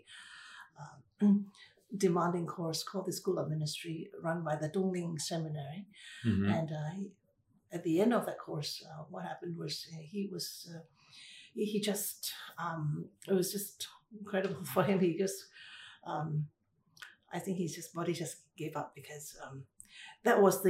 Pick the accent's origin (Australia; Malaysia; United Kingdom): Malaysia; Ipoh, Perak; moved away; I was born in Ipoh